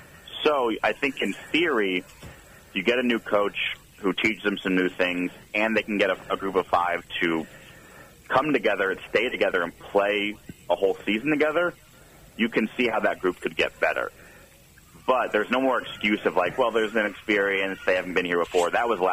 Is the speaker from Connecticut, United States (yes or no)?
yes; Connecticut, United States; I'm from Connecticut, and I went to Maryland, so I hadn't seen real college football.